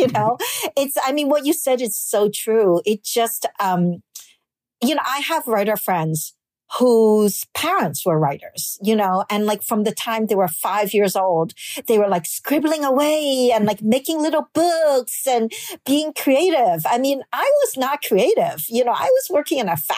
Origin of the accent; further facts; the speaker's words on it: New York City, New York, United States; English is a second language; moved away as an adult; also born or lived in Hong Kong / Brooklyn; now in Netherlands; I was born in Hong Kong and I moved to New York City when I was 5 years old